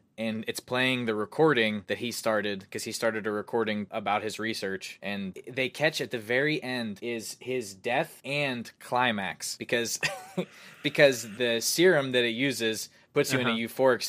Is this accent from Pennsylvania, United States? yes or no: yes; Pennsylvania, United States